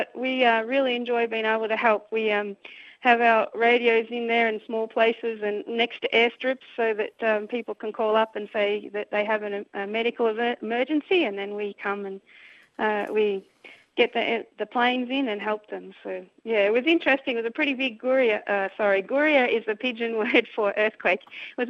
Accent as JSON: {"language": "English", "town": "Echuca", "region": "Victoria", "country": "Australia", "moved": "as an adult", "lives_now": "Papua New Guinea", "said": "My husband and I are both from near Echuca on farms there."}